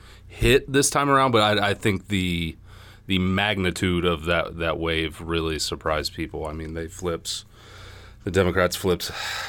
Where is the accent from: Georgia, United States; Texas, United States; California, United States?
Georgia, United States; Lawrenceville; Yeah, I am originally from Gwinnett, born and raised in the Lawrenceville area.